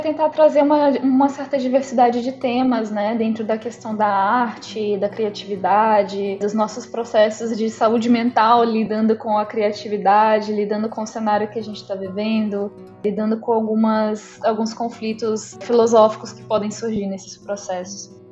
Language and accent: Portuguese; Rio de Janeiro, Brazil; also born or lived in Minas Gerais; now in São Luís, Brazil; eu sou mineira, nasci em Minas Gerais, cresci no Rio de Janeiro, estou morando em São Luís do Maranhão